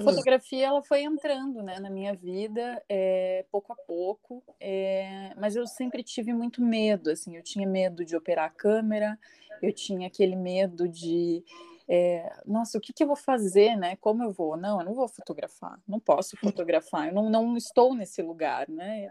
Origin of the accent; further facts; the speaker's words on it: Curitiba, Paraná, Brazil; sou curitibana, nascida e criada aqui, curitiboca